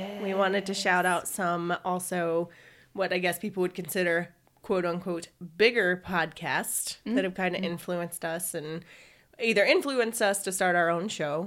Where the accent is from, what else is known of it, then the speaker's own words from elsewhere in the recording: the South, United States; we're from the South too